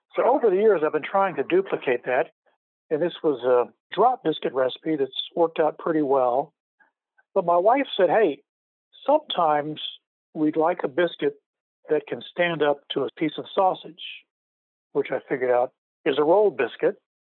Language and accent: English; Louisiana, United States; now in Land O'Lakes, Florida, United States; I grew up in Louisiana as a city kid